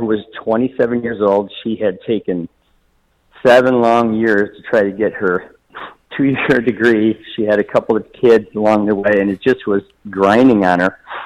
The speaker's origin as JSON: {"language": "English", "town": "Toledo", "region": "Ohio", "country": "United States", "said": "I'm from Toledo, Ohio"}